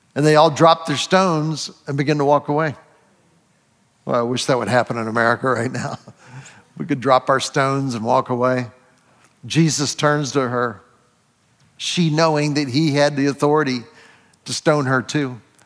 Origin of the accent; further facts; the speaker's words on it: Ohio, United States; I was born in Ohio